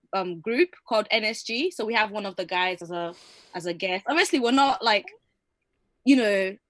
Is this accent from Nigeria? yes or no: yes; Ibadan, Oyo, Nigeria; I'm from Ibadan